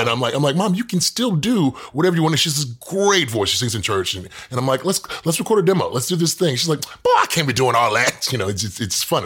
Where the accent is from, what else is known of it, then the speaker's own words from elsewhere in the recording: Houston, Texas, United States; moved away as an adult; also born or lived in Dallas, Texas; now in Los Angeles, United States; I grew up in Houston